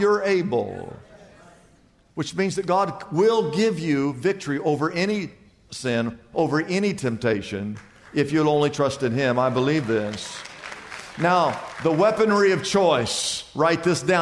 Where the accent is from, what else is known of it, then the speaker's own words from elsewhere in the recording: United States; I grew up in the United States of America